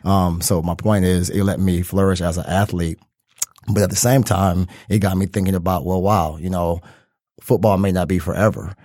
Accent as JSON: {"language": "English", "town": "Detroit", "region": "Michigan", "country": "United States", "tie": "born or raised there", "said": "Born and raised in Detroit, Detroit native"}